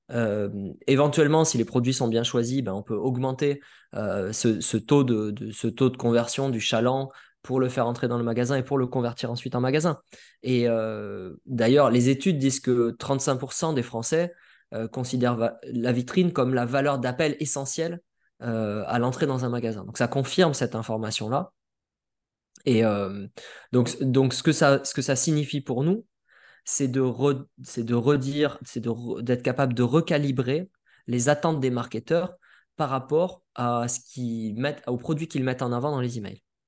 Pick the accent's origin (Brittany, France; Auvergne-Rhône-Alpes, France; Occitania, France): Occitania, France; Perpignan; je viens de Perpignan, de Perpignan